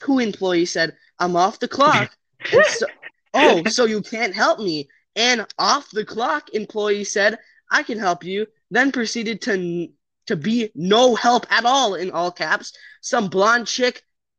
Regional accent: Lodi, United States; I remember growing up in Lodi.

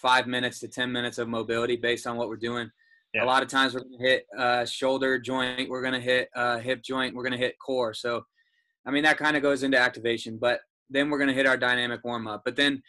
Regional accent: Carmel, Indiana, United States; moved away as an adult; now in Nashville, United States; I'm from Carmel, Indiana, and I've been here for about 2 years

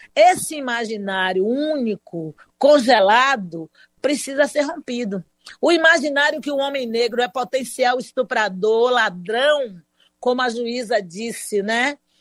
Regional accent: Salvador, Bahia, Brazil; sou aqui de Salvador da Bahia, a melhor cidade desse país

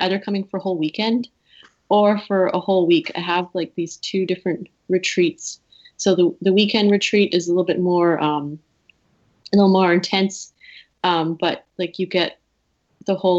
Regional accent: Cumberland House, Saskatchewan, Canada; my hometown Cumberland House

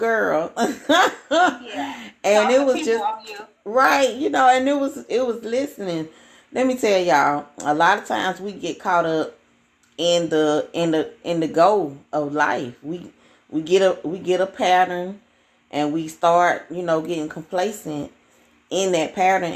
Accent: Alabama, United States; accent: country; I'm from Alabama

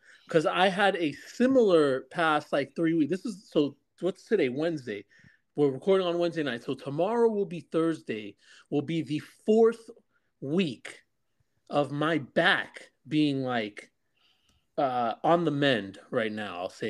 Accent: New Jersey, United States; Oh, you American? Yeah, I'm from Jersey, too.

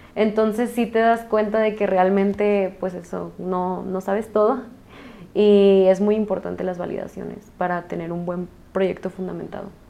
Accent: Jalisco, Mexico; nosotros que somos de Jalisco

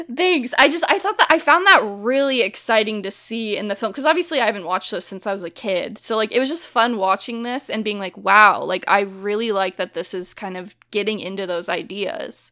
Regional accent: the Bay Area, California, United States; where I grew up in the Bay

